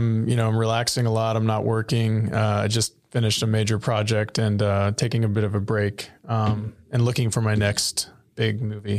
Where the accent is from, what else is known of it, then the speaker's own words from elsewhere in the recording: Rio Grande Valley, Texas, United States; moved away as an adult; now in Austin, United States; I'm from the Rio Grande Valley, which is a big part of my identity.